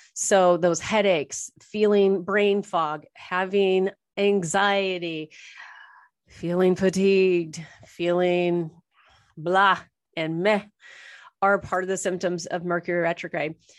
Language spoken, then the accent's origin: English; Orange, California, United States; also born or lived in Toronto area, Canada; now in Toronto, Canada; was born and raised in Orange, Orange County, California, I'm now in the Toronto area of Canada